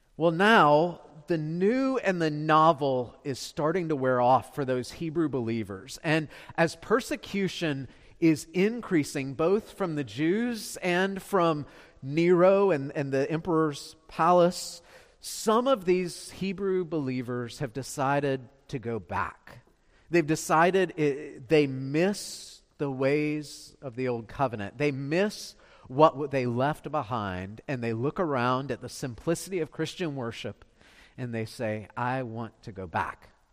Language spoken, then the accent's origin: English; Beaufort, South Carolina, United States; I'm from Beaufort